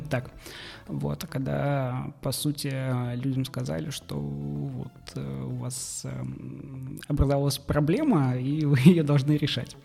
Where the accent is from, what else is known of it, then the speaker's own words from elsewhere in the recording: Naberezhnye Chelny, Tatarstan, Russia; moved away as an adult; now in Kazan, Russia; Я сам из Челнов, и переехав в Казань